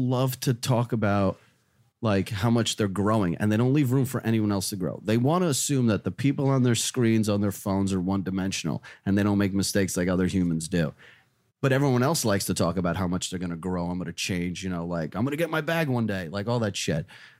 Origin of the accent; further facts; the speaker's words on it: New Jersey, United States; also born or lived in Russia; I'm just a fucking kid from, well, Russia, but Jersey. Like, I grew up in Jersey.